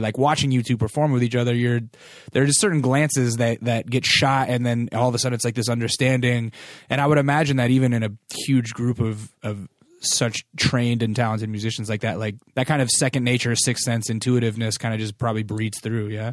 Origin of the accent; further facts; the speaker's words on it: Alaska, United States; I'm from Alaska